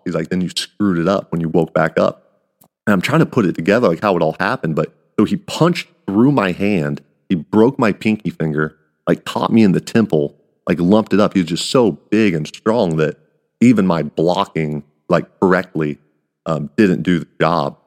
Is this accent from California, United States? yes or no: no; Kansas, United States; I'm the guy from Kansas